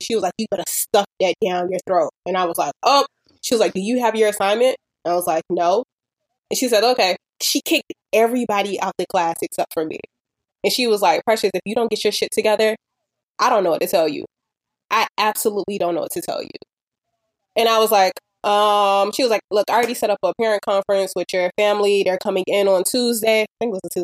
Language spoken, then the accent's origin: English; Miami, Florida, United States; I grew up in Miami, of course, I grew up in like Dade County